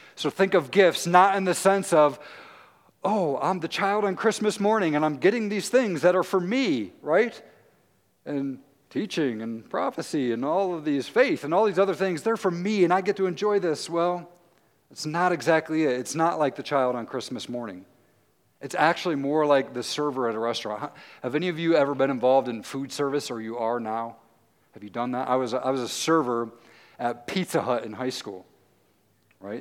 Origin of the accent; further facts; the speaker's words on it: Tennessee, United States; now in Muncie, United States; I'm from Tennessee